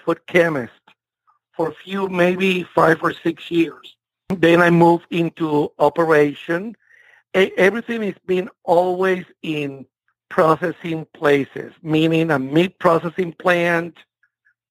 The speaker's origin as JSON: {"language": "English", "country": "Puerto Rico", "tie": "born or raised there", "also_born_or_lived": "Miami / San Benito, Texas", "second_language": "English", "moved": "as an adult", "lives_now": "United States", "said": "I grew up in Puerto Rico until I was 18 years old"}